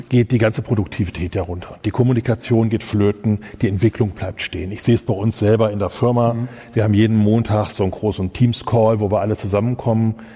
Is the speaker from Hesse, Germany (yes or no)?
yes; Kassel, Hesse, Germany; Ich komme aus Kassel, ich bin parteiisch. Ähm, ich liebe Kassel.